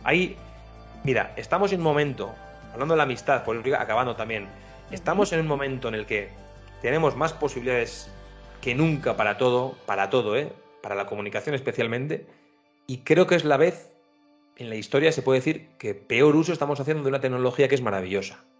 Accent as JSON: {"language": "Spanish", "region": "northern Spain", "country": "Spain", "said": "aquí, como somos más norteños, con ese espíritu un poco más cerrado"}